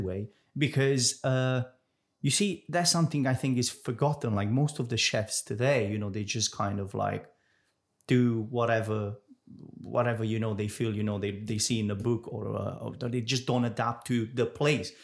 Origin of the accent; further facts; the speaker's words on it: Romania; now in Jersey; I'm, I'm from Romania